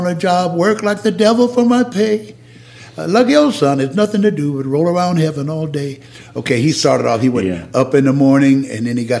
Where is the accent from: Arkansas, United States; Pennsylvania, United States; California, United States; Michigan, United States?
Arkansas, United States; And that was a humble beginning. Yeah. but you know, that was Arkansas.